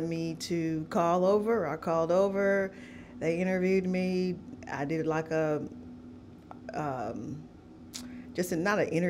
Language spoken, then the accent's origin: English; Oklahoma, United States; moved away as an adult; also born or lived in Langston, Oklahoma; now in Nashville, United States; I am originally from Oklahoma